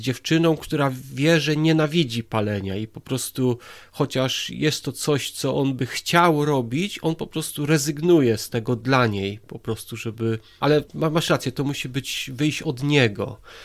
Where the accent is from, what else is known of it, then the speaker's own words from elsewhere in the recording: Poland; moved away as an adult; now in England, United Kingdom; ja jestem tutaj 17 lat w Anglii, przyjechałem z Polski